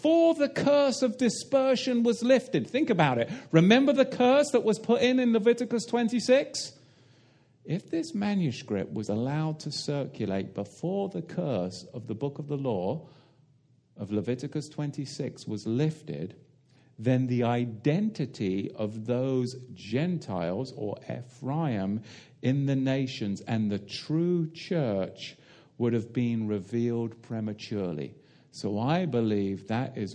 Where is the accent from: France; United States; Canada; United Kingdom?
United Kingdom; I come from the Tin Islands